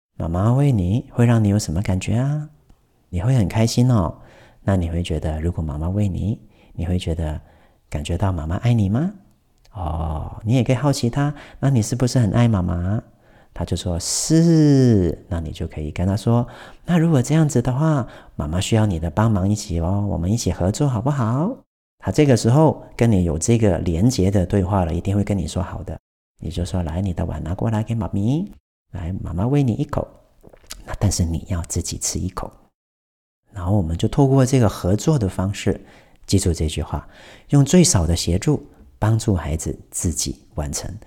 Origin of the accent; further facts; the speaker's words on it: Taiwan; 我们台湾人的 N 的尾音